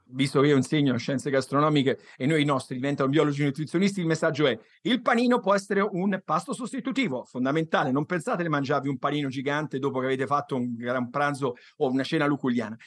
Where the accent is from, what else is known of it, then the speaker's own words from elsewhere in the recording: Tuscany, Italy; io sono toscano